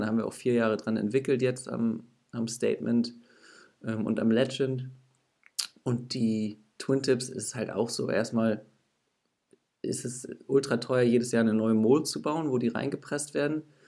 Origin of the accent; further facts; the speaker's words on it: Northern Germany, Germany; ich komme aus Norddeutschland